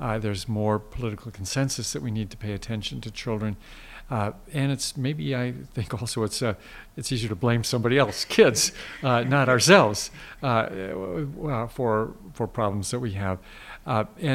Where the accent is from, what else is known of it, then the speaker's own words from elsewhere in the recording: Midwest, United States; I grew up in the Midwest where it was normal a day or once or twice a day to have that white mountain on your plate